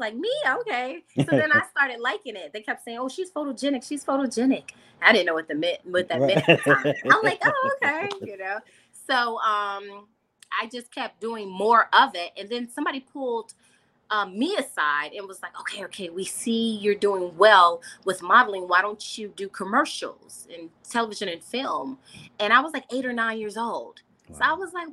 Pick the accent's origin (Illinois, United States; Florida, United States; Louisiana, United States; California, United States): Illinois, United States; Chicago; growing up on the South Side of Chicago